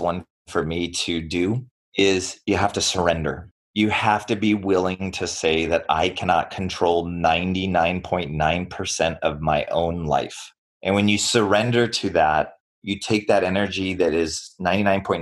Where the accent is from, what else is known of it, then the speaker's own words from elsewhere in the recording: United States; I was born here in the United States